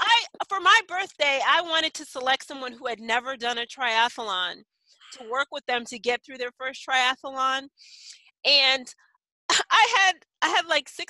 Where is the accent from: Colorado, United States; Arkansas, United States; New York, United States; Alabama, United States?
New York, United States; moved away; I'm a city kid. I grew up in New York.